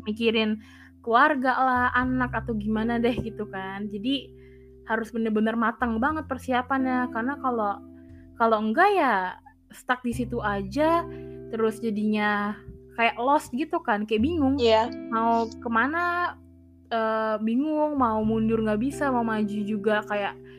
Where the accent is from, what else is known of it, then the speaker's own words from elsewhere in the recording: Indonesia; kita uh, lahir dan besar di Indonesia